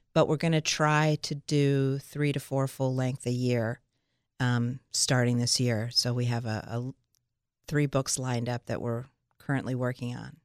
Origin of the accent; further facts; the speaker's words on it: Philadelphia, Pennsylvania, United States; also born or lived in Los Angeles, United States; now in Milton, United States; we're from Philadelphia and Pittsburgh. We're uh, me, Philly, Dave, Pittsburgh